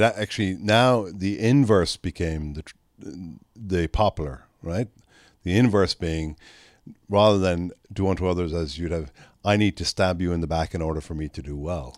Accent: Ireland; now in Texas, United States; when I grew up in Ireland

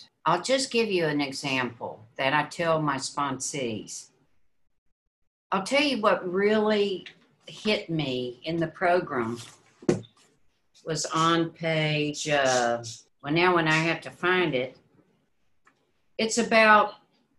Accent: Mississippi, United States; We grew up in Mississippi.

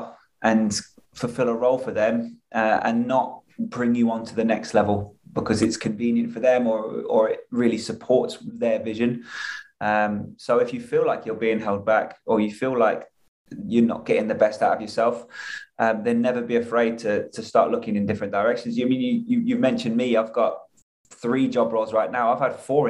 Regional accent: England, United Kingdom; moved away as an adult; now in United States; I moved from England at 23

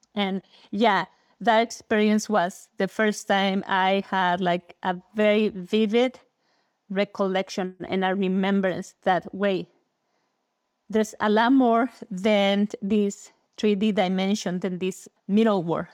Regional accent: Mexico City, Mexico; I was born and raised in Mexico, in Mexico City

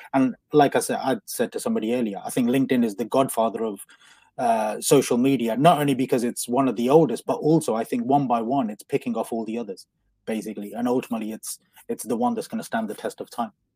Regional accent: Coventry, West Midlands, United Kingdom; I'm from, uh, I'm from Coventry, so, which is like the Las Vegas of the Midlands

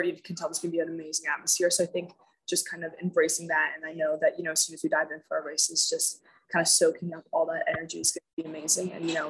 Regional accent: Bermuda; I went to school there

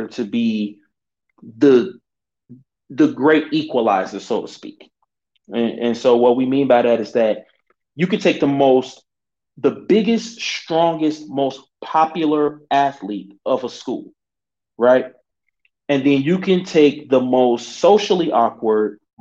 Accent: Chicago, Illinois, United States; I'm from Chicago. We are in Chicago.

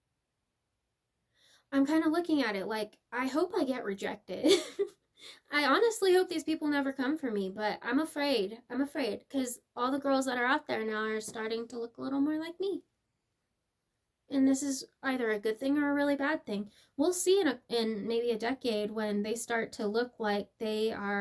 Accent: United States; I'm as American as America's gonna be

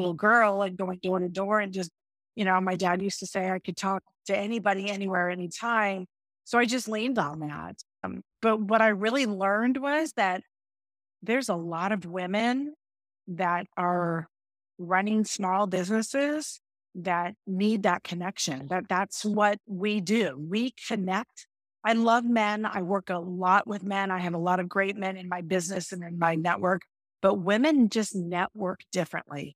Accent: Northern California Bay Area, United States; now in Austin, United States; I grew up in California, grew up in the Northern California Bay Area

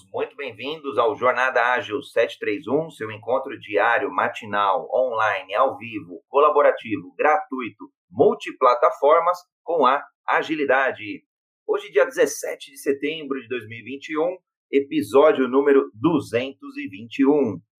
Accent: Brazil; brasileiro, homem cis, pele branca

